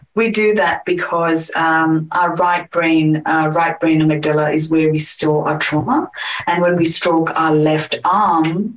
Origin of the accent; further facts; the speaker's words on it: India; moved away as an adult; now in Perth, Australia; I am from India. I was born and raised in India, and I got married and moved to Australia in 2011.